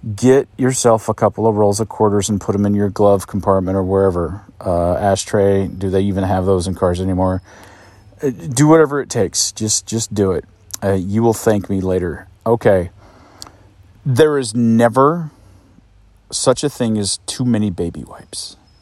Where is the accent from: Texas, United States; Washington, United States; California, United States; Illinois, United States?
Washington, United States; Mount Rainier; the folks that I grew up with around Mount Rainier